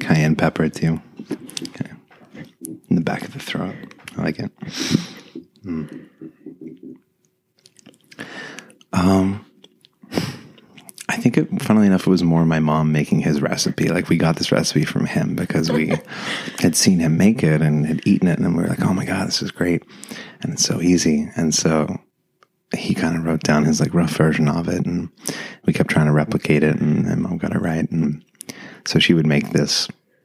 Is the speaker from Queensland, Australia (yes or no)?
no; Shepparton, Victoria, Australia; moved away as an adult; We had this tiny little house that we grew up in Shepparton in Australia.